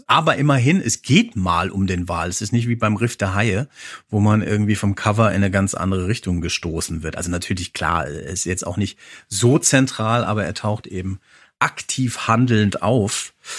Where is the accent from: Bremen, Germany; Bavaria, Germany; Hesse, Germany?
Hesse, Germany; Als Hesse denke ich